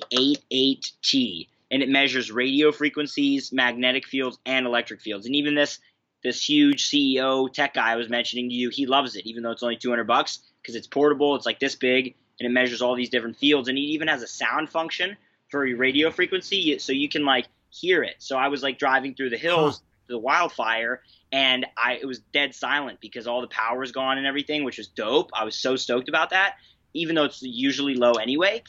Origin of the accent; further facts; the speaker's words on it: Philadelphia, Pennsylvania, United States; moved away; back to Philly for Christmas where my family lives. That's where I'm from.